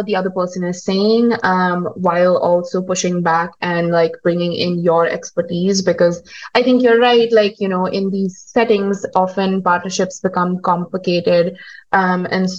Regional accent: India; moved away as an adult; also born or lived in United States; now in Kigali, Rwanda; I'm from India, I have lived in the US, I'm now living in Rwanda

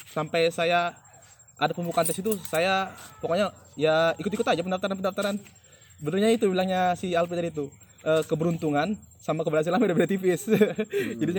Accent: East Kalimantan, Indonesia; alhamdulillahnya saya orang Kalimantan Timur dua orang yang lolos ke Bekasi

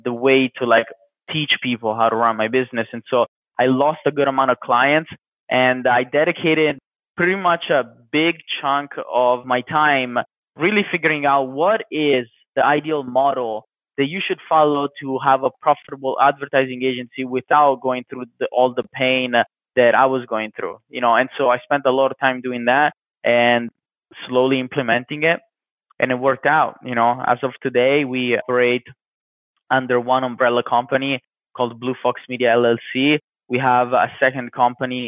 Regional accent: Italy; So I was born in Italy. I have an Italian father and American mother.

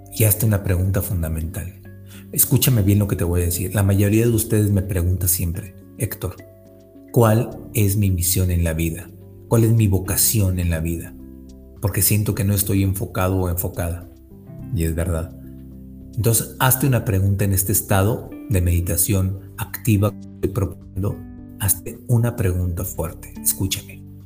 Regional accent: Monterrey, Nuevo León, Mexico; yo también soy de Monterrey

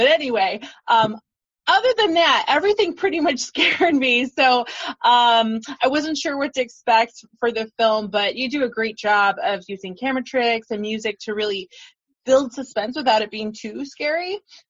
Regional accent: Midwest, United States; I'm from the Midwest

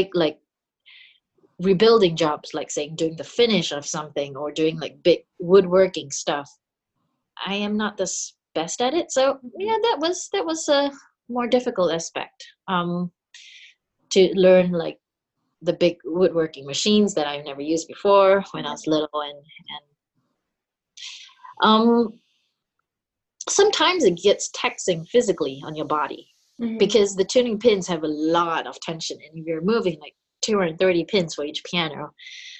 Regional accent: Singapore; moved away as an adult; I grew up in Singapore

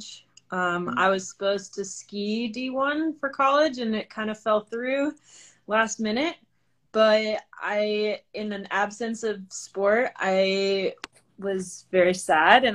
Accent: New Hampshire, United States; now in Bozeman, United States; I'm originally from New Hampshire. Right now I'm living in Bozeman, Montana

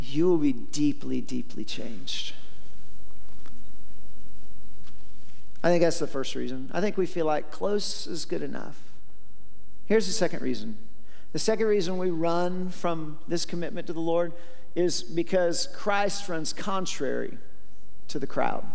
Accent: Warner Robins, Georgia, United States; I grew up in Warner Robins

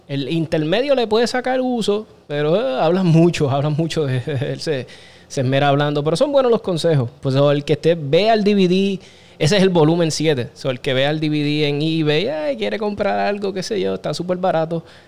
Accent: Aguas Buenas, Puerto Rico; Yo soy criado en Aguas Buenas, desde los, yo creo desde los 9, 10 años, 8, me crié en Aguas Buenas hasta los 23 que me fui

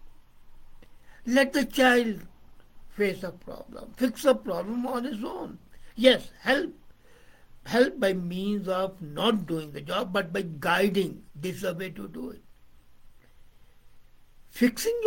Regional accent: India; I'm from India, I'm Pakistani.

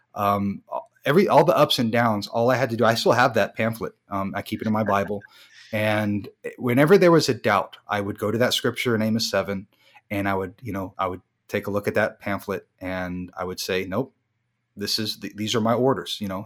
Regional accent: United States; moved away as an adult; also born or lived in Germany; I'm an American

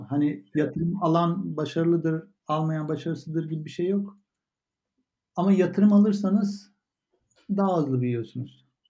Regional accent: Turkey; Türkiye'de büyüdük ama orada, orada büyümedik.

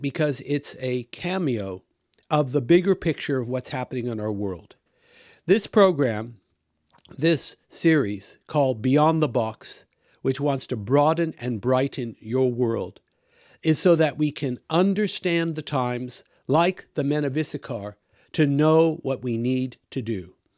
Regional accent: Washington, United States; moved away as an adult; also born or lived in Australia; now in United Kingdom; I grew up in the United States. In fact, I was born there. came to Christ there, did all my schooling there up to my undergraduate degree in the state of Washington.

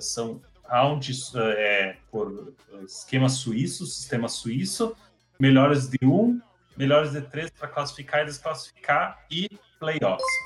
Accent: Brazil; para nós que somos brasileiros

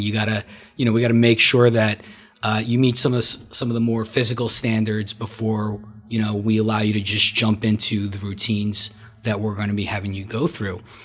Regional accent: Marlboro, New Jersey, United States; also born or lived in Brooklyn, New York / Soviet Union; I grew up, uh, in New Jersey, originally from Brooklyn, moved from Brooklyn in eighty-six, uh, to Marlboro, where I grew up

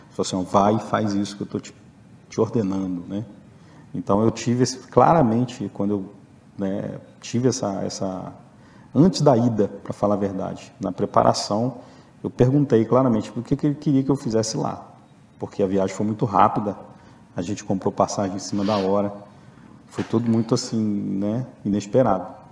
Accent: Rio de Janeiro, Brazil; also born or lived in Belo Horizonte / Patos de Minas; now in Viçosa, Brazil; sou do Rio, já moro aqui desde 94

